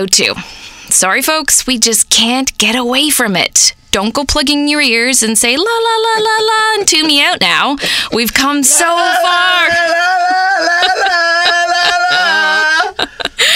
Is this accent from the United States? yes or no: no; United Kingdom; also born or lived in England; now in Canada; I specialized in skin as a British beauty therapist